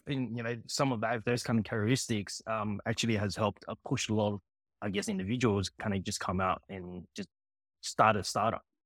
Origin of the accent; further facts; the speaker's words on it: Sydney, New South Wales, Australia; also born or lived in Hong Kong; I grew up in Sydney